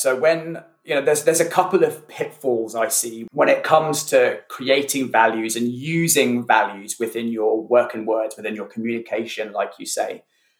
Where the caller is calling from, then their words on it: near Reading, South East England, United Kingdom; Calling in from near Reading in the UK.